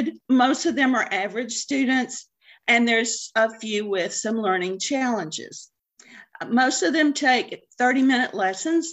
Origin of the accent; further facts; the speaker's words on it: Macon, Georgia, United States; also born or lived in Stone Mountain, Georgia / Atlanta, Georgia / Athens, Georgia; I grew up in Macon, Georgia. And when I was in ninth grade, we moved up to the Atlanta area, and we moved to the Stone Mountain area